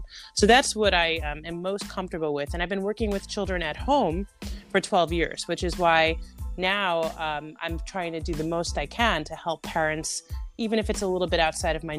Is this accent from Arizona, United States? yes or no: no; New Jersey, United States; also born or lived in New York City; I am from New Jersey